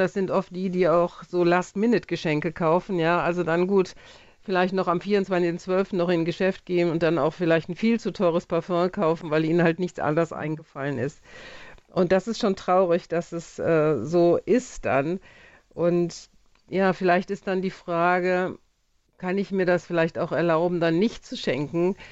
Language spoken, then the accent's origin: German; Jülich, North Rhine-Westphalia, Germany; meinen Heimatort Jülich